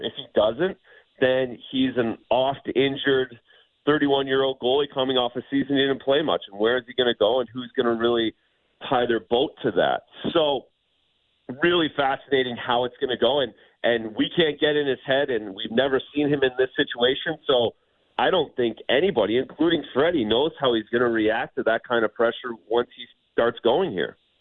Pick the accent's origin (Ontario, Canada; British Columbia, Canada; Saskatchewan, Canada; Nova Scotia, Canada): Ontario, Canada; moved away; as a Canadian, as an Ontario kid